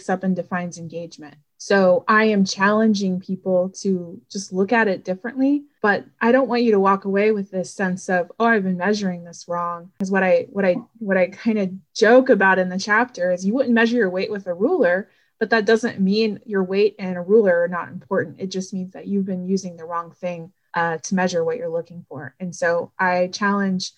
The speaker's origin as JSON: {"language": "English", "region": "Florida", "country": "United States", "also_born_or_lived": "Ohio", "moved": "as an adult", "lives_now": "Cincinnati, United States", "said": "I've lived in the state of Ohio now for 5 years. I'm originally from Florida"}